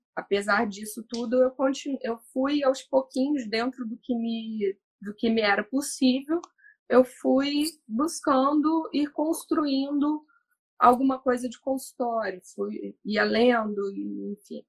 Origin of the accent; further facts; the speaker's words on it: Valença, Rio de Janeiro, Brazil; moved away as an adult; now in Rio de Janeiro, Brazil; me formei em Valença, minha cidade natal, cidade que eu tenho muito orgulho de. Eu brinco que eu sou nascida, criada e estudada lá